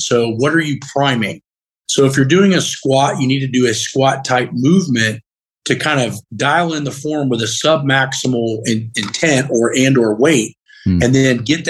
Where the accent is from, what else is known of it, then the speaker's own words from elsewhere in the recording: Muncie, Indiana, United States; I'm up from Muncie.